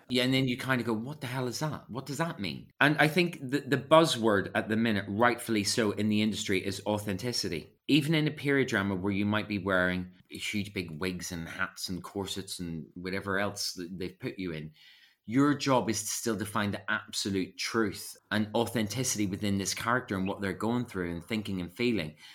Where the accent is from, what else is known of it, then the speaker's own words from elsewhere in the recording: Belfast, Northern Ireland, United Kingdom; moved away as an adult; also born or lived in Epsom / London; I grew up in Belfast doing lots of youth theatre